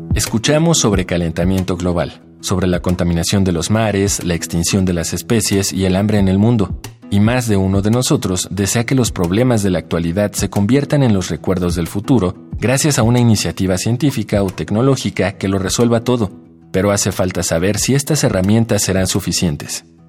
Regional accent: Villaflores, Chiapas, Mexico; Soy de Villaflores, Chiapas

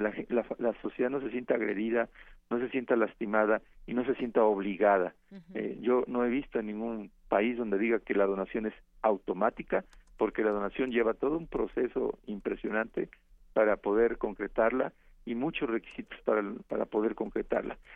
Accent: Mexico; cómo somos los mexicanos

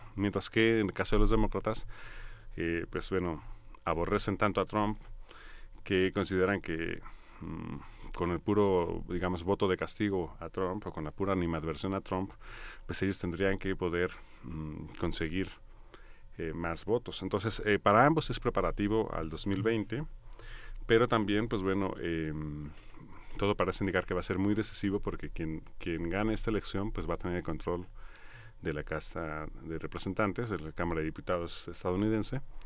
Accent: Mexico; quienes nacemos aquí somos mexicanos de entrada

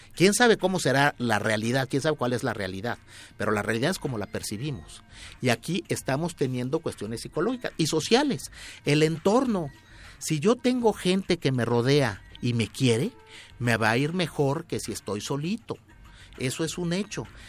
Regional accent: Mexico; yo soy mexicano

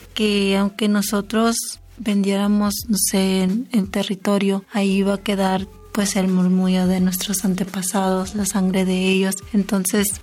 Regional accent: El Desemboque, Sonora, Mexico; de Desemboque de los Seris

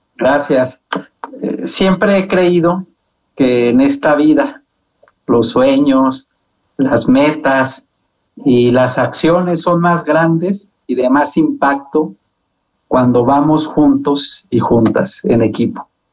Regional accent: Zacatecas, Mexico; moved away as an adult; now in Mexico City, Mexico; Yo soy muy zacatecano, siempre presumo mucho mi tierra

